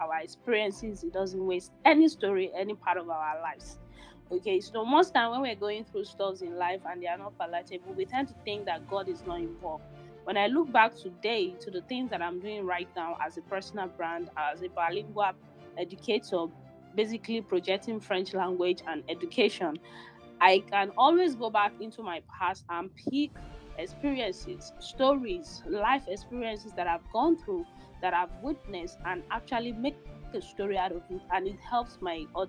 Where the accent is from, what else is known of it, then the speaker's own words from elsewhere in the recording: Shaki, Oyo, Nigeria; moved away; also born or lived in Kaduna, Nigeria / Gabon / Lagos State, Nigeria; when I was age four, five, we moved back to Shaki, my hometown in the southwest of Nigeria